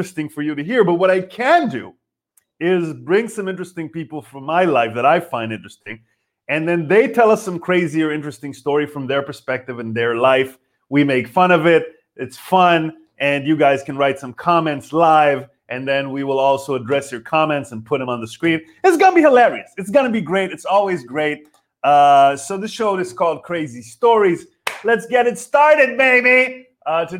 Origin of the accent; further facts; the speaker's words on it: Israel; now in Berlin, Germany; I'm from Israel.